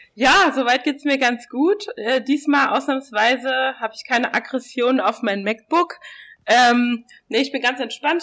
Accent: Saarland, Germany; now in Berlin, Germany; ich komme ja aus dem Saarland

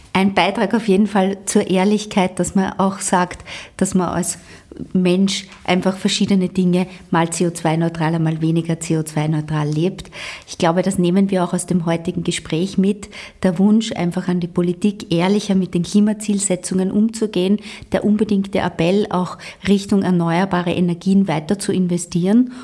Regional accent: Austria

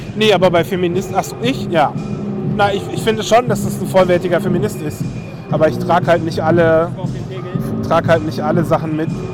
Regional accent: Berlin, Germany; ich bin in Berlin aufgewachsen

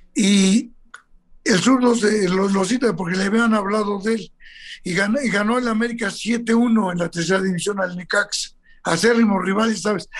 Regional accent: Mexico; soy muy, muy mexicano

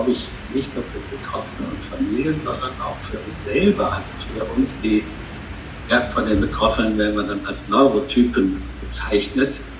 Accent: Bonn, North Rhine-Westphalia, Germany; born there; now in Cologne, Germany; Kölner, gebürtiger Bonner, aber jetzt schon

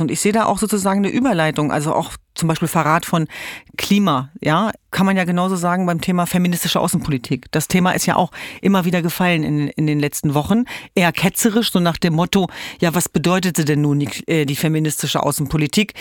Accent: Hanover, Lower Saxony, Germany; moved away; Ich komme ja ursprünglich aus Hannover

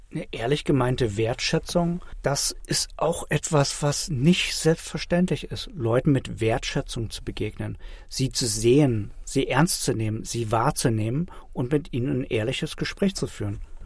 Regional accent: Germany; bei uns in Deutschland

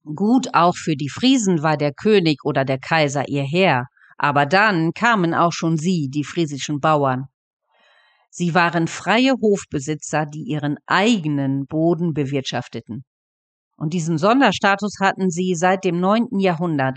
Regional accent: Dornum, Lower Saxony, Germany; bei uns in Dornum

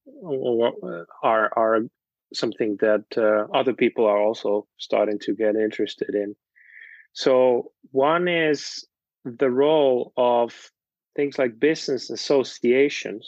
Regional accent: Finland; moved away; I'm from Finland originally, and there are lots of co-ops

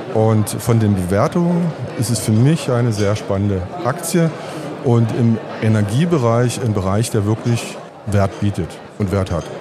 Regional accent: Bautzen, Saxony, Germany; ich komme aus Bautzen und bin Zahnarzt mit Interesse für die Börse

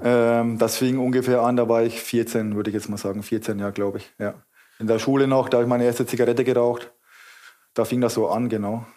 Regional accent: Kulmbach, Bavaria, Germany; now in Wuppertal, Germany; ich komme aus Kulmbach.

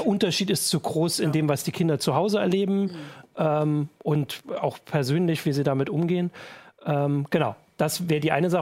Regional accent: East Germany, Germany; bei uns im Osten

